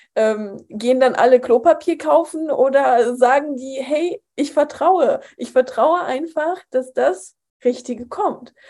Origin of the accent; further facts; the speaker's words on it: Poland; moved away; ich bin in Polen aufgewachsen, in einem katholischen Land